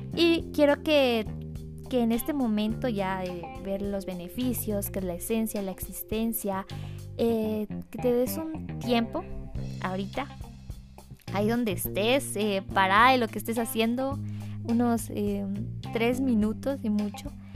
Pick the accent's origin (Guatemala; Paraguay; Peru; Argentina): Guatemala; soy, soy guatemalteca, soy chapina de corazón